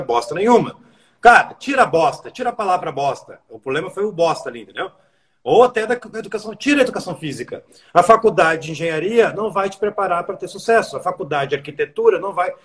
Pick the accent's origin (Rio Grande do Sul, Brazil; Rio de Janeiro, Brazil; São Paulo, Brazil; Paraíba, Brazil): Rio Grande do Sul, Brazil; Eu sou gaúcho, falo tu